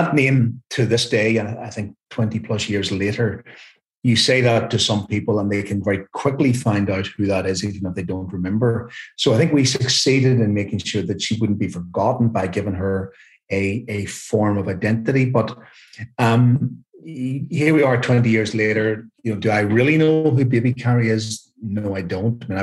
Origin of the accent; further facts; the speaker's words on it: Carryduff, Northern Ireland, United Kingdom; it was my hometown when I grew up. So actually, I used to play football and mess around in the same fields